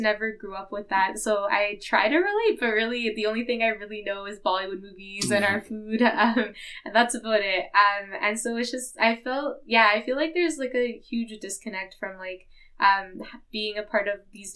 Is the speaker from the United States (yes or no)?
no; Edmonton, Alberta, Canada; first language English; I was born in Edmonton. I've grown up here my whole life.